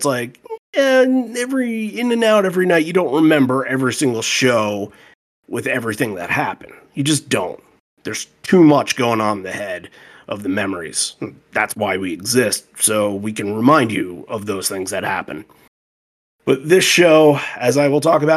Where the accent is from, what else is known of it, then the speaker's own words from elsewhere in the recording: Long Island, New York, United States; moved away as an adult; also born or lived in Bristol, Connecticut / West Hartford, Connecticut / Newington, Connecticut; now in Stratford, United States; I grew up on Long Island